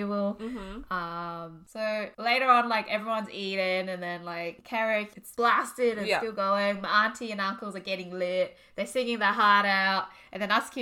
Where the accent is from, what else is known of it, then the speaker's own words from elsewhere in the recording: Australia; I'm an Aussie girl